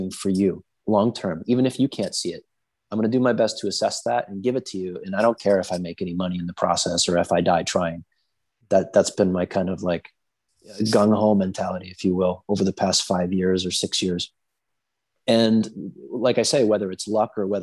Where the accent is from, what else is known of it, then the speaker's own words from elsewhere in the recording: New Hampshire, United States; this mentality comes from growing up in New Hampshire